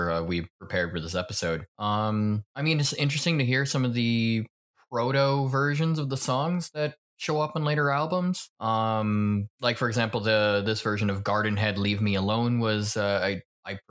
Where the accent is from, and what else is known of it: United States